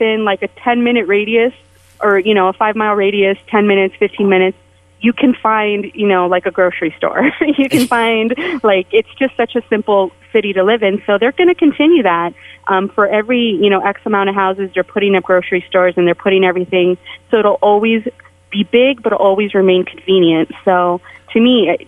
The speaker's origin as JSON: {"language": "English", "town": "San Jose", "region": "California", "country": "United States", "tie": "born or raised there", "also_born_or_lived": "San Francisco", "moved": "as an adult", "lives_now": "Las Vegas, United States", "said": "I was mostly raised in San Jose, but I moved to San Francisco before I came to Las Vegas"}